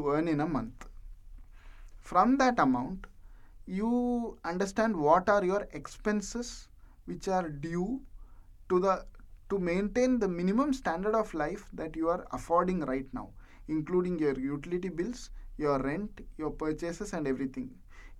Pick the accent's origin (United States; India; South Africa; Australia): India; moved away as an adult; now in United Arab Emirates; I am from India, and now I am working in UAE